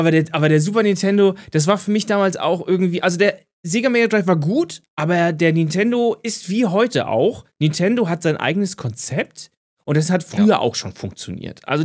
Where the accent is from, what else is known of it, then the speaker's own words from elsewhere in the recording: Syria; German is a second language; also für als Syrer, da spiele ich Retro